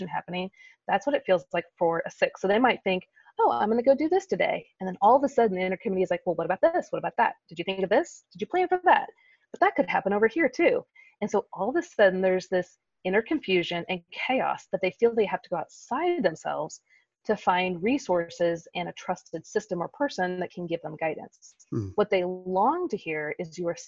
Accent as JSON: {"language": "English", "town": "Kansas City", "country": "United States", "tie": "born or raised there", "said": "in the Midwest, where I grew up in Kansas City"}